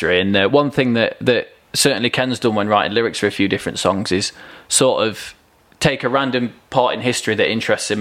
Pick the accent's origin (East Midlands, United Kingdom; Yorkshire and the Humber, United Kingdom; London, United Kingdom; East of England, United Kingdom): East Midlands, United Kingdom; Kirkby in Ashfield; I'm from Kirkby in Ashfield